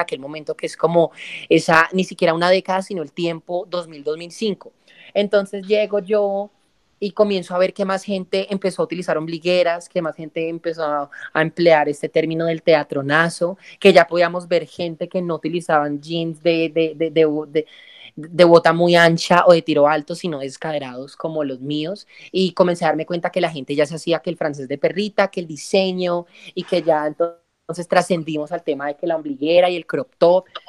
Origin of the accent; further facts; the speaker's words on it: El Cerrito, Valle del Cauca, Colombia; moved away as an adult; estoy recién desempacada de Cerrito, mi pueblo natal, Cerrito Presente, Cerrito Valle